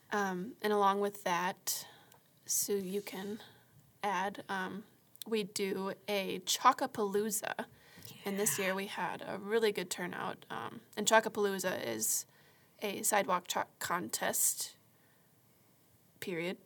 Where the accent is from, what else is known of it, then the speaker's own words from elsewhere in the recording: Marshfield, United States; moved away as an adult; also born or lived in Florida; I was born and raised in Marshfield.